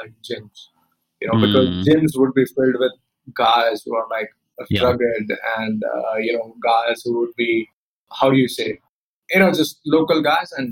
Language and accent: English; Polaha, Madhya Pradesh, India; moved away; also born or lived in Mandideep / Bangalore / Pune; I was born and brought up in a village called Polaha. It's a small, very small village in MP